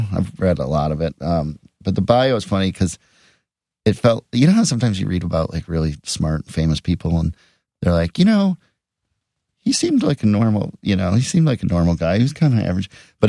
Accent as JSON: {"language": "English", "town": "Edina", "region": "Minnesota", "country": "United States", "tie": "born or raised there", "said": "And then there's also a character in it from Edina, Minnesota, which is my hometown."}